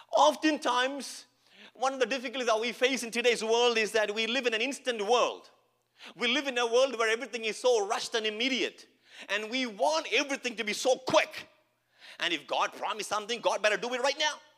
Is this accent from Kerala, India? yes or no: yes; Kerala, India; English is a second language; now in Edmonton, Canada; I'm not from Canada, as you can see, from India, from Kerala. I don't know English as well as you know